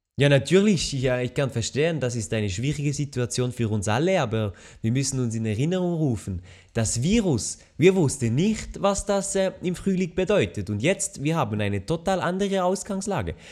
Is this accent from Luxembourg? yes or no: no; Switzerland; bei uns in der Schweiz